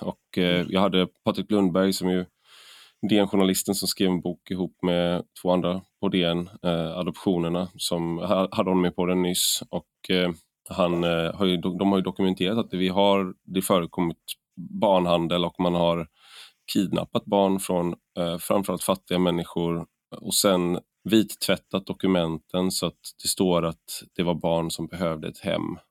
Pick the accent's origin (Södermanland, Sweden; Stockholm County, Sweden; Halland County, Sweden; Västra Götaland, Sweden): Västra Götaland, Sweden; Gothenburg; accent: göteborgska; moved away as an adult; jag flyttade från Göteborg 2004